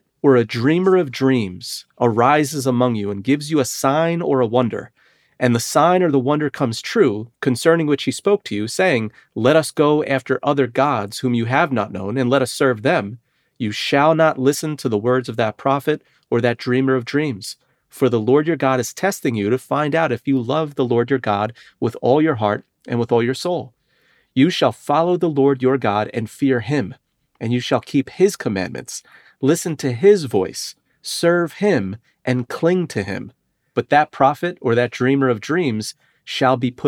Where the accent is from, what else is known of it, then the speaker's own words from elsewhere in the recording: New York City, New York, United States; I'm from Brooklyn